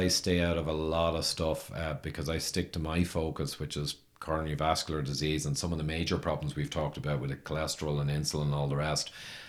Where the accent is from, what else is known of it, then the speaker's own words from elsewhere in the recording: Ireland; I'm Irish